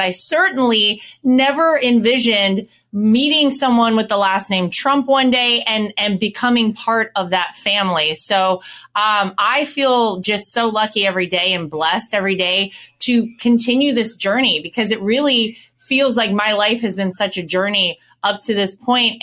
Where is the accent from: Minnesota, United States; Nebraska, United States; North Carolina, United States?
North Carolina, United States; Wrightsville Beach; moved away; Wrightsville Beach is kind of s, a small little island connected to Wilmington, and that's where I was born and raised